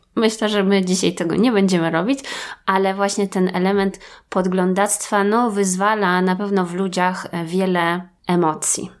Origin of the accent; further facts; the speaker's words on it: Wrocław, Lower Silesian Voivodeship, Poland; my z Wrocławia